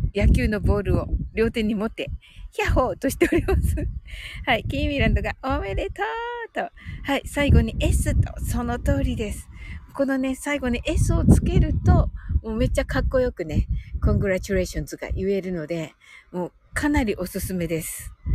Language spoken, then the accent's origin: Japanese; Kumamoto, Japan; 私ね、あの、熊本生まれなのでね